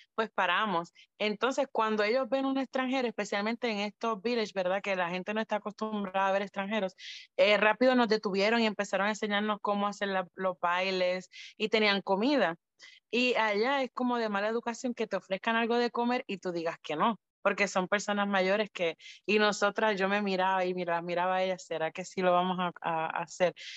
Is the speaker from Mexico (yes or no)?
no; Puerto Rico; nosotras no somos americanas, somos puertorriqueñas